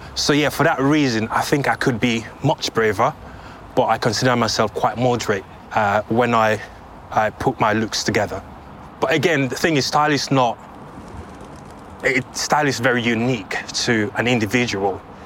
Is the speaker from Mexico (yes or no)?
no; Sierra Leone; moved away; growing up in Sierra Leone